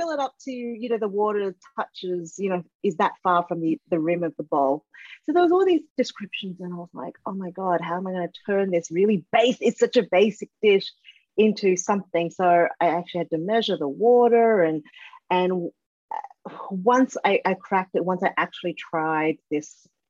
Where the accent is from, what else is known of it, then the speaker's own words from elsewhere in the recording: Sydney, New South Wales, Australia; from Sydney. I'm from